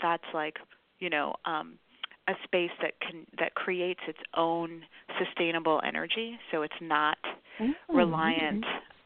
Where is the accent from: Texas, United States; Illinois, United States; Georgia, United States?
Illinois, United States; Chicago; I'm a Chicagoan, grew up, born and raised on the South Side, grew up in Bronzeville and then in Hyde Park